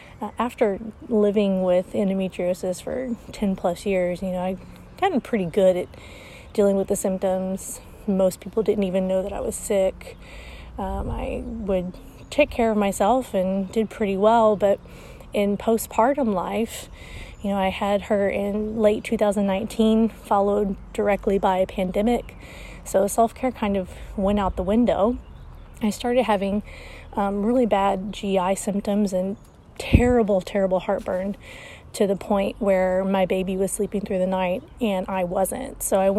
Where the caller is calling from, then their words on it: Arkansas, United States; I'm calling from Arkansas, which is in the United States.